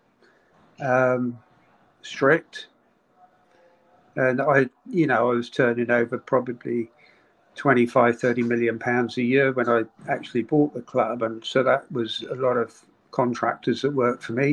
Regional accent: Poole, South West England, United Kingdom; also born or lived in Boscombe, Bournemouth; I was born in Boscombe Hospital, which was, you know, very near the ground. Raised in Boscombe for a couple of years and then moved to Parkstone

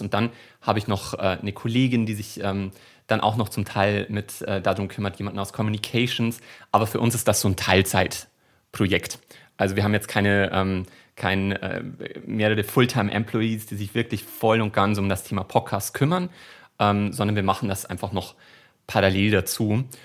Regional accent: Bavaria, Germany; accent: Bavarian dialect; ich komme aus Bayern

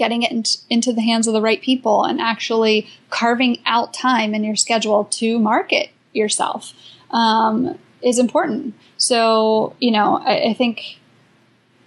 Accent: United States; I'm American, because I have a blue passport

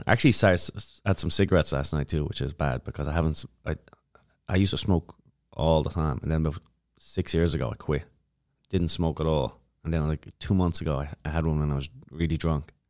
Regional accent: Dublin, Leinster, Ireland; moved away as an adult; now in United States; I'm from Dublin

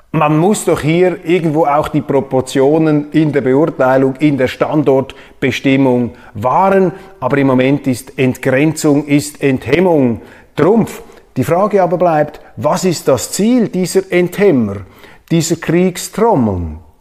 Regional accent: Switzerland

